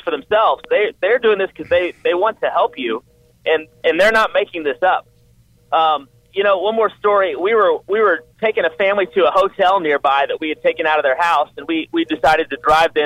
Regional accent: Houston, Texas, United States; I grew up like you in Houston

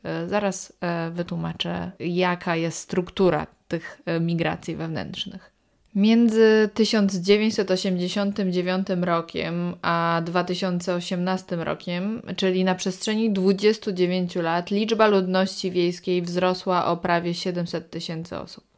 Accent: Olsztyn, Warmian-Masurian Voivodeship, Poland; mówię do Państwa z rodzinnego Olsztyna

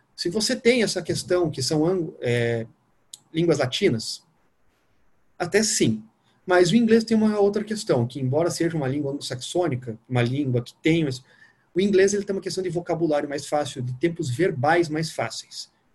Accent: Curitiba, Paraná, Brazil; moved away as an adult; also born or lived in Rio de Janeiro; now in Brasília, Brazil; Sou nascido em Curitiba, moro em Brasília.

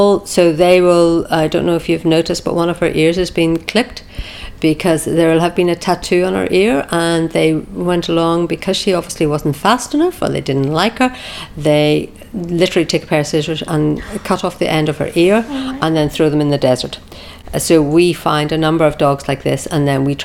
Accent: Ireland; moved away as an adult; now in Qatar; I'm originally from Ireland and we moved over to Qatar 7 years ago.

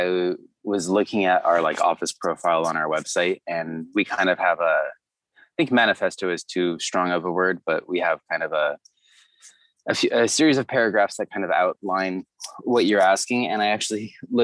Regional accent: Orange County, Southern California, United States; born or raised there; also born or lived in Santa Barbara, California; now in Los Angeles, United States

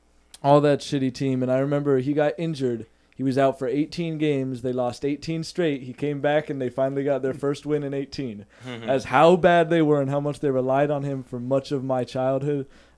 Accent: New England, United States; growing up in New England

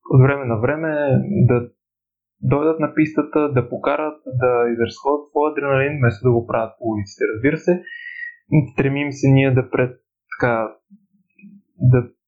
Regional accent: Pleven, Pleven Province, Bulgaria; от Плевен съм

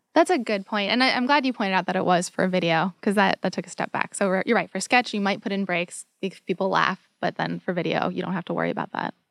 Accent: United States; as an American

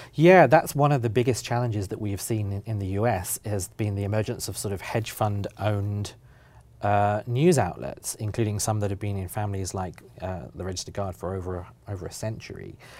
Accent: United Kingdom; now in Oregon, United States; as a British person

